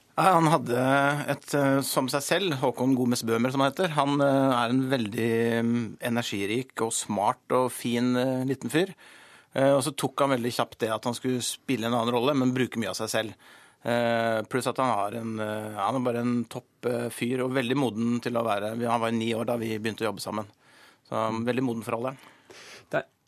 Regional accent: Gol, Buskerud, Norway; jeg kommer fra Gol og har vokst opp på et hotell

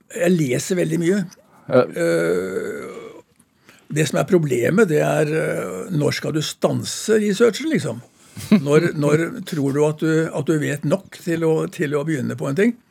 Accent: Skien, Vestfold og Telemark, Norway; Jeg vokste opp i Skien

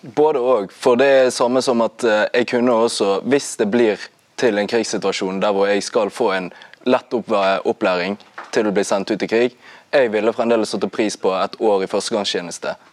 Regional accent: Norway; Jeg er født og oppvokst i Norge

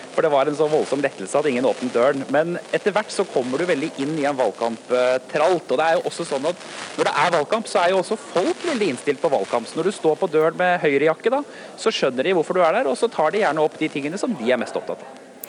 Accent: Norway; Som nordmann

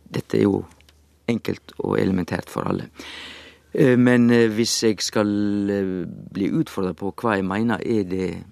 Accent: Sogn, Vestland, Norway; Jeg er jo sogning

